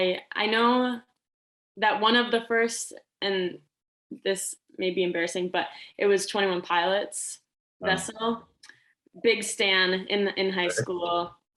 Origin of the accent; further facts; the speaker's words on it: near Janesville, Wisconsin, United States; The Janesville location was the first exclusive company I had gone to. It's close to my hometown.